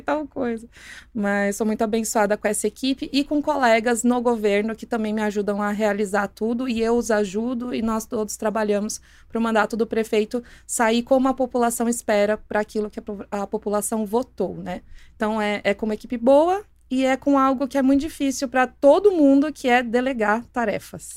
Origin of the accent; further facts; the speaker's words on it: Santo André, São Paulo, Brazil; moved away as an adult; also born or lived in São Bernardo do Campo / Hortolândia; E mais morei em Santo André minha vida inteira